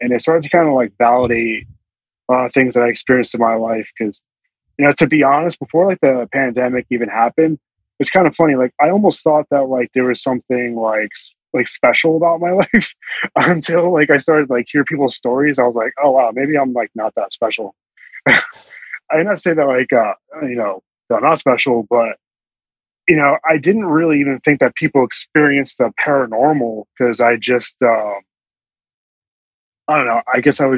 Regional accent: Bucks County, Pennsylvania, United States; I'm from the Bucks County, you know, a little bit further off in Philly

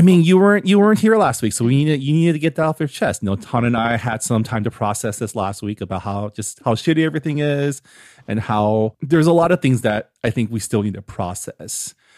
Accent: San Gabriel Valley, California, United States; growing up in the Sangam Valley, we always get attention for like our dim sum or our Hong Kong cafes or our boba

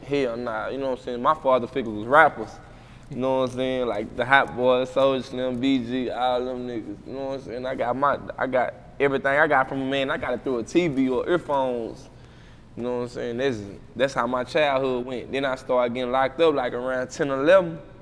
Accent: Waco, Texas, United States; moved away; Parkside, I'm from Parkside

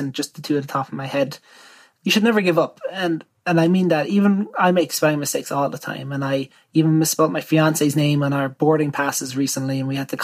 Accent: Ireland

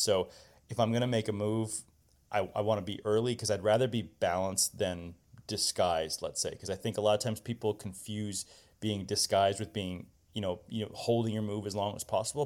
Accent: Indianapolis, Indiana, United States; growing up in Indianapolis, we, you know, played a lot of junior tennis indoors

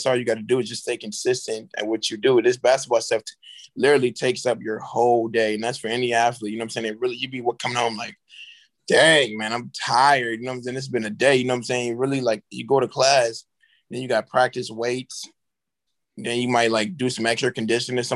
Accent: Charleston, South Carolina, United States; also born or lived in Florence, South Carolina; I'm coming from Charleston, South Carolina, which is a great city. I love my city

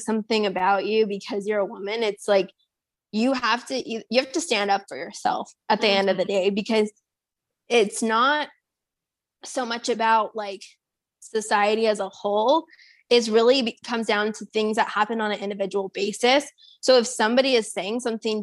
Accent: San Antonio, Texas, United States; I'm from San Antonio

